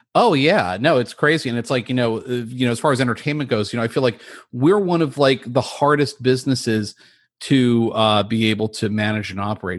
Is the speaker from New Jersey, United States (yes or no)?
yes; New Jersey, United States; now in Southern California, United States; I'm from New Jersey